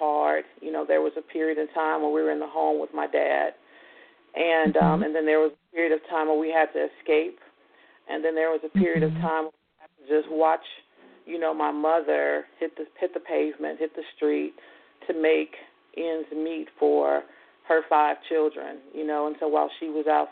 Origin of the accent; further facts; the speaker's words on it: Gary, Indiana, United States; Growing up in Gary was really an interesting time.